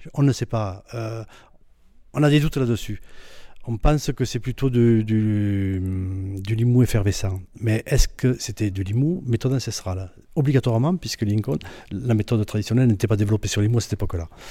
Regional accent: Roquetaillade, Occitania, France; je suis originaire de Rocotaillade. Je suis né à Rocotaillade. J'ai récupéré la maison familiale euh, là où j'habite actuellement

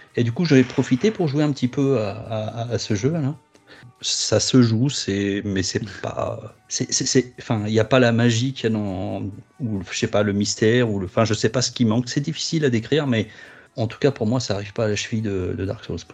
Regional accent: Bobigny, Île-de-France, France; Je viens du 9-3 de Bobigny

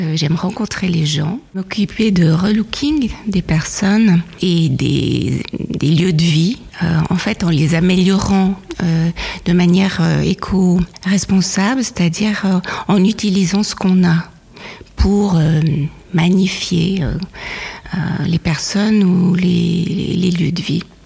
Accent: Switzerland; mon père était suisse et ma mère euh, nigériane. Et je suis née en Suisse

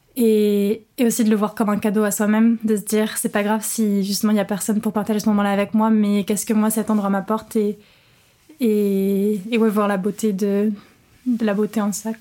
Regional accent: Rouen, Normandy, France; also born or lived in England; now in Paris, France; je suis originaire de Rouen en Normandie

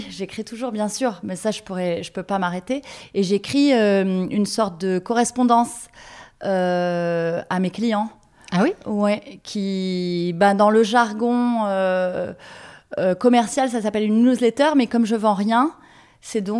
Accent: Marseille, Provence-Alpes-Côte d'Azur, France; c'était d'être actrice de ma ville parce que je suis amoureuse de Marseille.

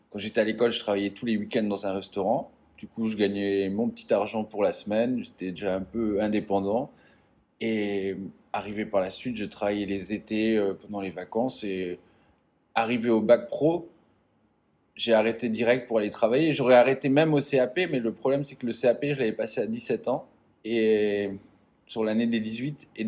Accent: eastern France, France; j'ai grandi dans l'est de la France, en métropole, dans un tout petit

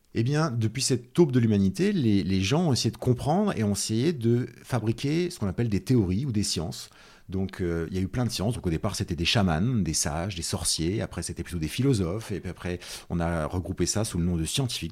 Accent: Nièvre, Bourgogne-Franche-Comté, France; also born or lived in Clermont-Ferrand; moi, je suis euh, né à Clermont-Ferrand, donc dans le centre de la France, mais après j'ai grandi dans ce qu'on appelle la diagonale du vide en France, c'est-à-dire dans la Nièvre, euh, dans un tout petit village qui s'appelle Saint-Paris-de-Châtel.

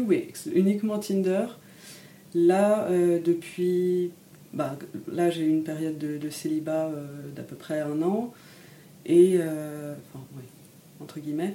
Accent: Paris, Île-de-France, France; moved away as an adult; now in Lille, France; j'ai grandi à Paris

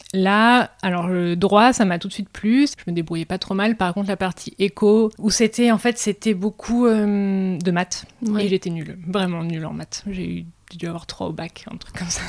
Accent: Drôme, Auvergne-Rhône-Alpes, France; also born or lived in Paris; now in Aix-en-Provence, France; j'ai grandi dans la Drôme

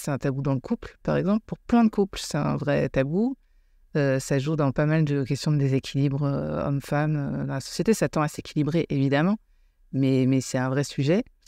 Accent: United States; now in France; j'ai grandi aux États-Unis

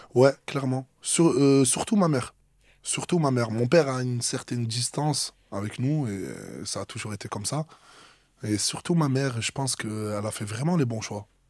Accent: Marseille, Provence-Alpes-Côte d'Azur, France; also born or lived in Metz; Je viens de Marseille, mais je suis né à Metz en 96 et en gros, il y a toute ma famille là-bas. Mais moi, je suis complètement marseillais

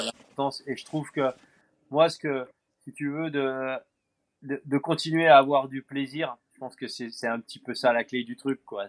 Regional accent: France; chez nous en France

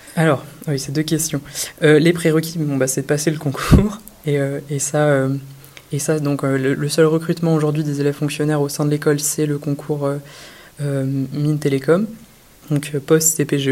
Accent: Brittany, France; also born or lived in Rennes; je suis breton

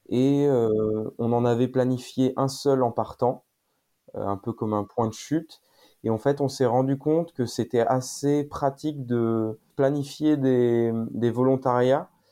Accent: Saint-Malo, Brittany, France; je viens de Bretagne, plutôt euh, de Saint-Malo

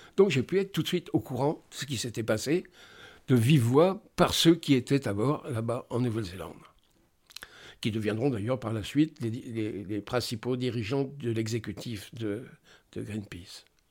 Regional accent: France; Je suis français

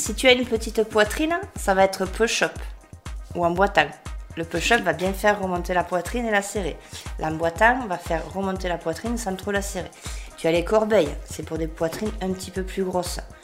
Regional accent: Béziers, Occitania, France; moved away as an adult; also born or lived in Gard / Provence / Marseille; je suis bitéroise d'origine. Ouais. Déjà, j'ai grandi à Béziers

